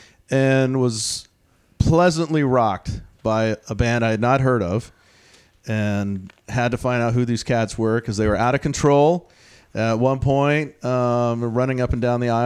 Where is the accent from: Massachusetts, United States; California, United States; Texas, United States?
Texas, United States; now in Tacoma, United States; I'm from Texas